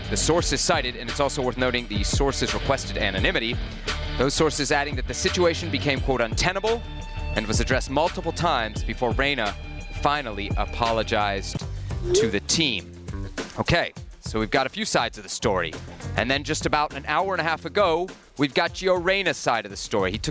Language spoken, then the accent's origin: English; Washington, District of Columbia, United States; my my hometown of Washington.